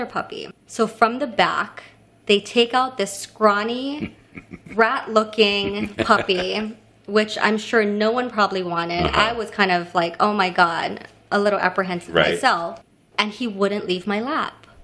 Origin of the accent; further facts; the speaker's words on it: Kailua-Kona, Hawaii, United States; moved away as an adult; also born or lived in Honolulu, Hawaii; now in New York, United States; So I'm originally from Hawaii